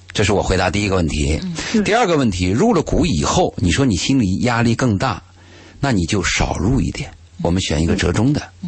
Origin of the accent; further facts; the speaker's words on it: China; 我们中国人